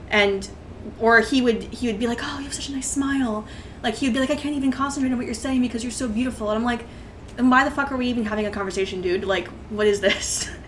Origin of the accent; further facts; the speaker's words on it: Northern California, United States; Uh, that at that time I was in Northern California.